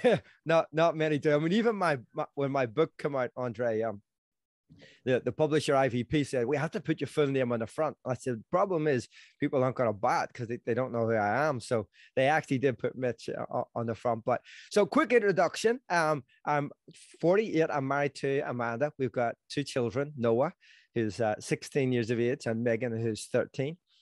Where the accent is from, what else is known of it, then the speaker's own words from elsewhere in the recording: Belfast, Northern Ireland, United Kingdom; I'm from Belfast, if someone hasn't figured that out, and, um, in Northern Ireland